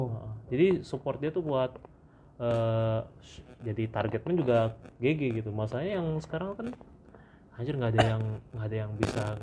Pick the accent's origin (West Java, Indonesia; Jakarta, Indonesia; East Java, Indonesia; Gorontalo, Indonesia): Jakarta, Indonesia; accent: Jaksel; gara-gara gua, gua main ke Jaktim nih bahasa gua jadi hancur logat Jaksel gua hilang.